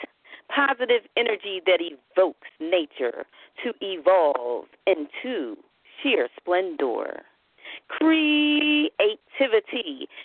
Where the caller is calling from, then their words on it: Philadelphia, Pennsylvania, United States; I'm calling from the city of brotherly love, otherwise known as Philadelphia.